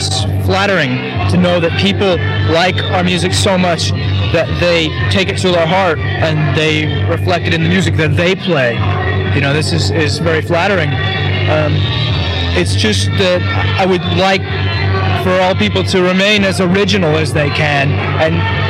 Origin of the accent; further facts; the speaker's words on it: Northern California, United States; I'm from Northern California